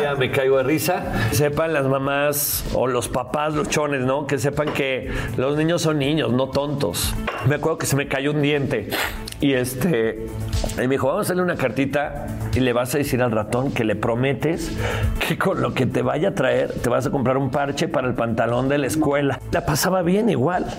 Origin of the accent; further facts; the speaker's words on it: León, Guanajuato, Mexico; also born or lived in San Luis de la Paz, Guanajuato; yo soy de León, Guanajuato